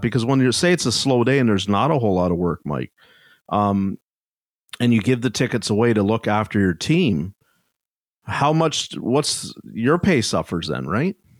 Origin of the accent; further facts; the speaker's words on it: Canada; I'm Canadian